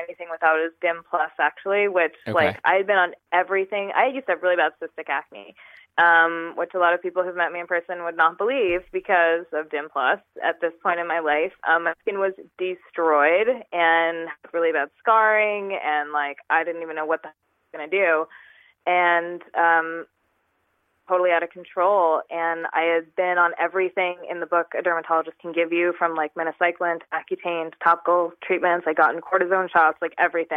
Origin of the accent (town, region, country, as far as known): New York, United States; moved away as an adult; also born or lived in California